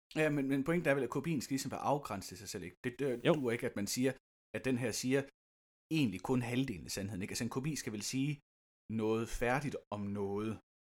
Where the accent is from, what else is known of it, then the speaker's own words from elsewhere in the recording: Lystrup, Central Denmark Region, Denmark; der, hvor jeg kommer fra i Lystrup